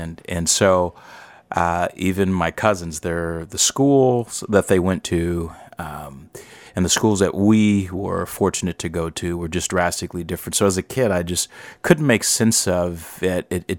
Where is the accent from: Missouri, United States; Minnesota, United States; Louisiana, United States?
Missouri, United States; St. Louis; I am black. I was born in St. Louis. I still live in St. Louis, Missouri.